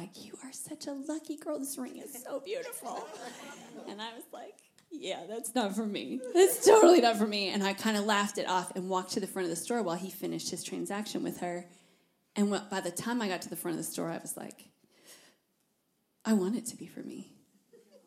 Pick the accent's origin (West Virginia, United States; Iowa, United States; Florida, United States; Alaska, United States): Iowa, United States; moved away as an adult; also born or lived in Fort Worth, Texas; now in Tennessee, United States; I was from Iowa